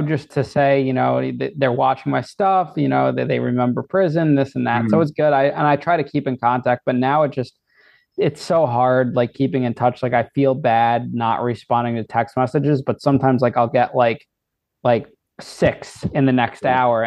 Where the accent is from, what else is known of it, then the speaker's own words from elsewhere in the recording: Danbury, Connecticut, United States; I was in Danbury, my hometown